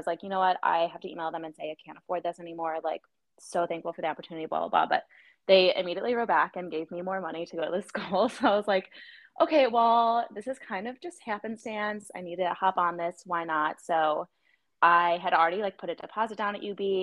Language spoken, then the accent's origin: English; Buffalo, New York, United States; moved away as an adult; now in New York City, United States; I left my hometown, nothing against Buffalo